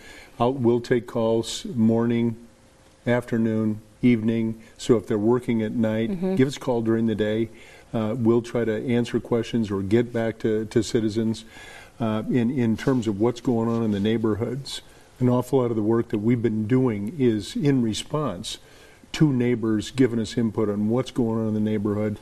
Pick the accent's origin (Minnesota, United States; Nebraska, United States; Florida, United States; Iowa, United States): Iowa, United States; Des Moines; I was born in Des Moines. I was raised in Des Moines.